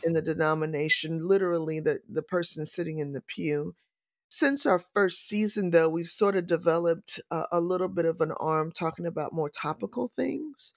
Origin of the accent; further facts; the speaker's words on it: St. Louis, Missouri, United States; moved away as an adult; also born or lived in Valdosta, Georgia; So, I am a native Saint Louisan. I was born and raised in Saint Louis, Missouri